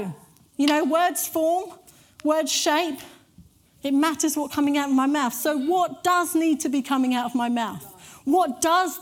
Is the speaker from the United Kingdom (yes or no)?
yes; United Kingdom; we're very British